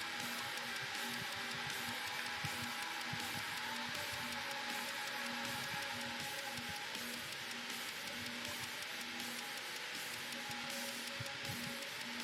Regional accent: United States; I'm American

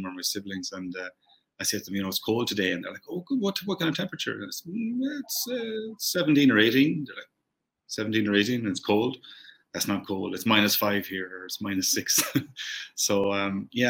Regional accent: Ireland; moved away as an adult; now in Qatar; I'm still Irish

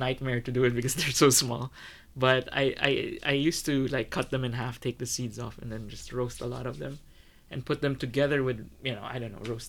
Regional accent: Philippines; So whenever people ask me, I always say I'm Filipino.

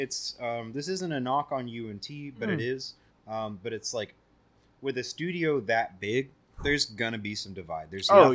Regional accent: the South, United States; I'm from the South.

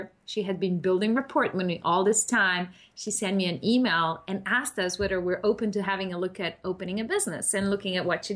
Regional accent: Slovenia; moved away as an adult; now in Australia; We are from Spain for Miguel and Slovenia for myself

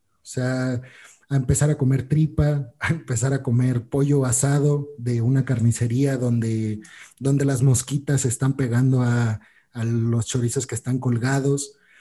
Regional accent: Mexico; nosotros como mexicanos

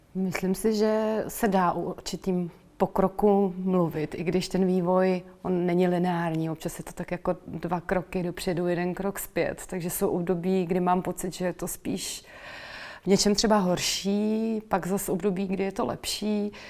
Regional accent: Czechia; moved away as an adult; also born or lived in Netherlands; vrátila jsem se zpátky eh, po studiích zpátky do, do Čech

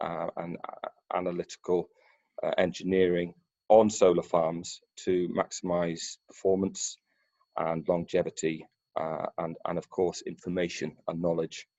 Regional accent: Pembrokeshire, southwest Wales, United Kingdom; I grew up in Pembrokeshire, in southwest Wales, around the oil and gas refineries and terminals down there

